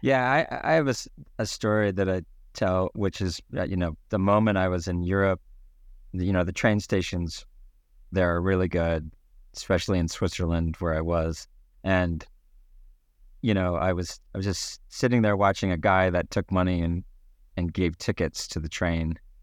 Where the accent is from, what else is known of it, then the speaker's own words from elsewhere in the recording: Canada; being the Canadian that I am